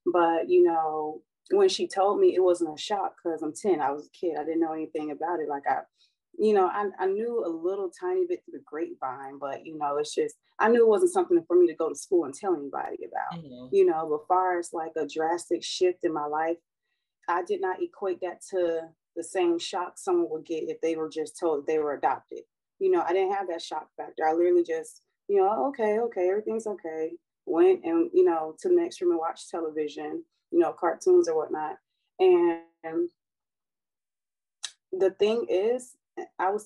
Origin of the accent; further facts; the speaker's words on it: Fort Lauderdale, Florida, United States; I was born and raised in Fort Lauderdale, Florida